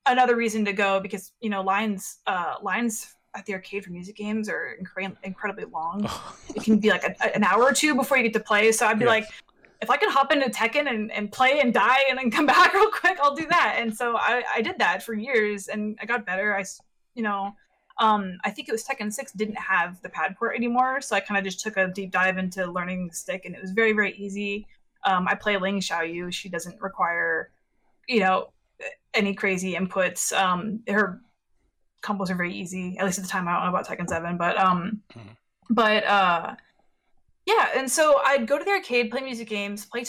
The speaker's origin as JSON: {"language": "English", "town": "San Jose", "region": "California", "country": "United States", "tie": "born or raised there", "said": "I was born and raised in San Jose, and I grew up in South Bay"}